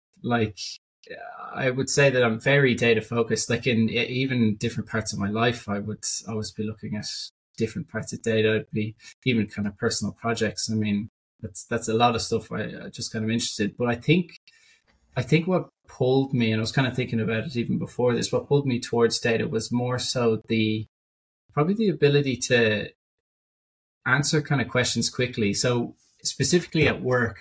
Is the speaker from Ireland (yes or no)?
yes; Dublin, Leinster, Ireland; I'm from Dublin. I kind of lived here most of my life.